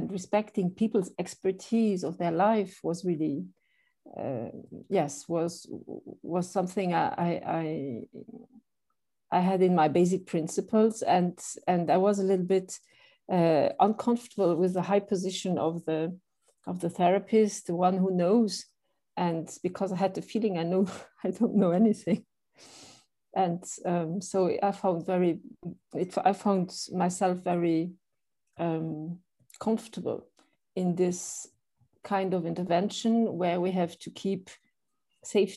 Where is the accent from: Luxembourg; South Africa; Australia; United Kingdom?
Luxembourg; also born or lived in Belgium; I am a Luxembourger. So yes. I'm born in Luxembourg.